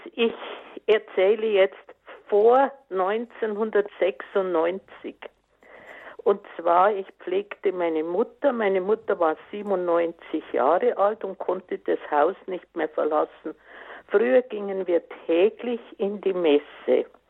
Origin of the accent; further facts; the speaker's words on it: Munich, Bavaria, Germany; now in Erding, Germany; Ich komme aus München